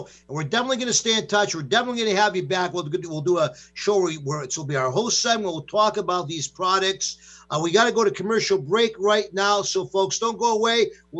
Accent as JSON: {"language": "English", "region": "New York", "country": "United States", "tie": "born or raised there", "moved": "yes", "said": "These are things like that I grew up with back in New York and stuff."}